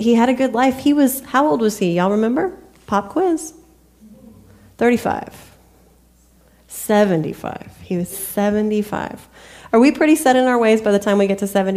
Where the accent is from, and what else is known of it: United States